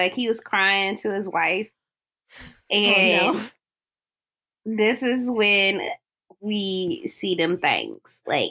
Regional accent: Cleveland, Ohio, United States; And I was like, I'm from Cleveland, guys.

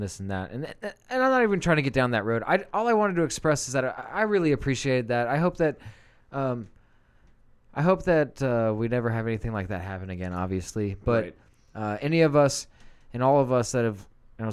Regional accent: United States; as an American

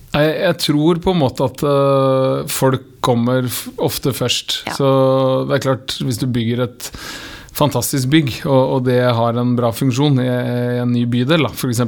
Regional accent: Horten, Vestfold, Norway; moved away as an adult; also born or lived in Oslo / Dublin; fem minutter unna der jeg vokste opp

